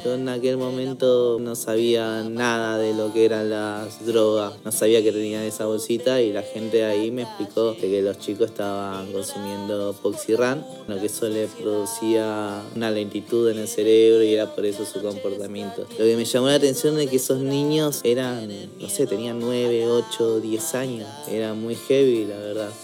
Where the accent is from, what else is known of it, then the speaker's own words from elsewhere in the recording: Córdoba, Argentina; also born or lived in Peru; now in Buenos Aires, Argentina; nacido en Córdoba, ahora viviendo aquí en Buenos Aires